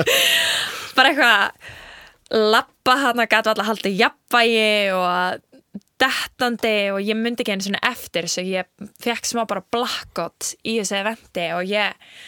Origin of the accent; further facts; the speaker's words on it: Iceland; við erum frá Íslandi